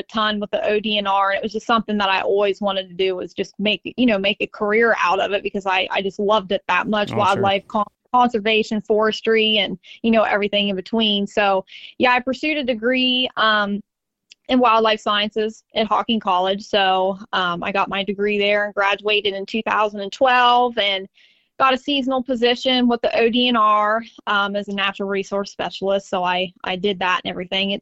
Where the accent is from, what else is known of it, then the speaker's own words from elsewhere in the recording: Southeast Ohio, United States; I am from Southeast Ohio down here.